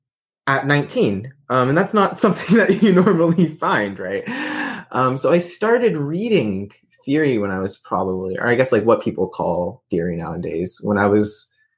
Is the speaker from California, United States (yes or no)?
yes; Rancho Cucamonga, California, United States; also born or lived in San Diego; Yeah, so I am in the city of Rancho Cucamonga, California, which is about an hour outside of LA.